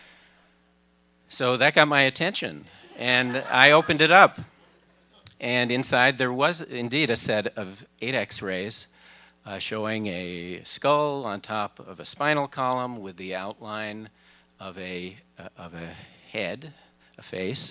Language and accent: English; Minneapolis, Minnesota, United States; I traveled from my hometown, Minneapolis